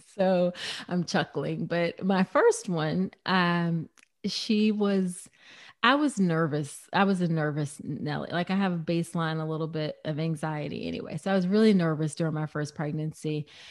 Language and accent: English; United States; I'm very distinctly American